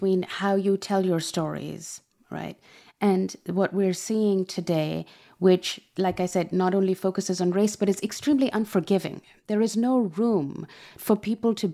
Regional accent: Pakistan; moved away; I'm originally from Pakistan, and I first encountered your book while I was still there.

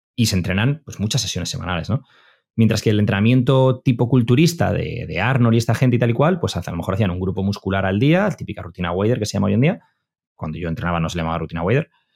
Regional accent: Madrid, Community of Madrid, Spain; also born or lived in Bilbao; Yo soy de Madrid, o nací en Bilbao, pero me crié en Madrid

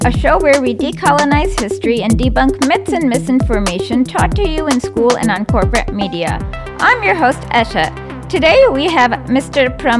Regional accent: India; I am Indian and I didn't grow up completely in India, but I spent a lot of time in India and I had no idea about this.

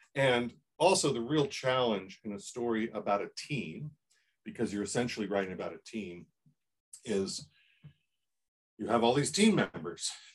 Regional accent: Columbus, Ohio, United States; I grew up in Columbus, Ohio, where the shadow of Woody Hayes, you know, dripped over everything

